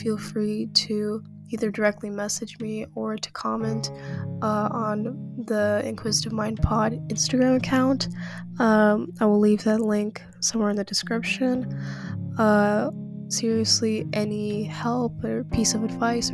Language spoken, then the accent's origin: English; Kazakhstan; I am from Kazakhstan